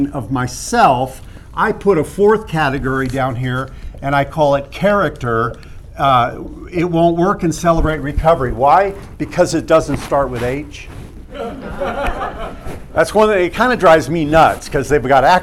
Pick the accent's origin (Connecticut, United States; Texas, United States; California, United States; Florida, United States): California, United States; San Marcos; also born or lived in Carlsbad, California; the neighborhood where we moved from Los Robles, 205 Encinitas Road, San Marcos, California. It was that summer, so I was not yet 5 years old